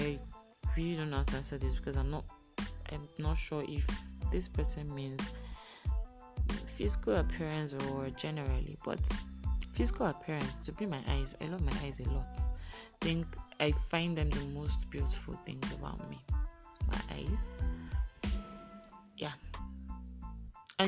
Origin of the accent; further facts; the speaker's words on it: Kano, Kano State, Nigeria; also born or lived in Edo State (ancestral state, Afemai); I was born in Kano State, Nasarawa Hospital, Kano. I'm a Kano breed right here.